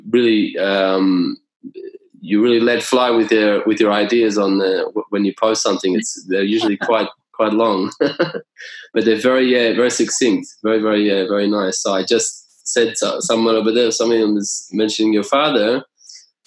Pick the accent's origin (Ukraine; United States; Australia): Australia; I'm from Australia.